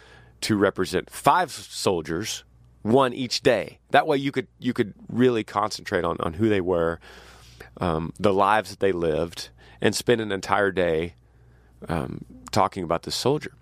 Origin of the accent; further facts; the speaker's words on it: Texas, United States; as a Texan